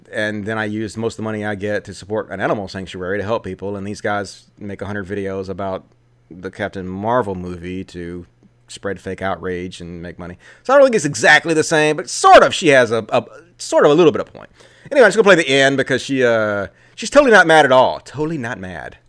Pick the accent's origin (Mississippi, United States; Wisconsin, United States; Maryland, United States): Mississippi, United States; I grew up in Mississippi, I was the fucking leader of my youth group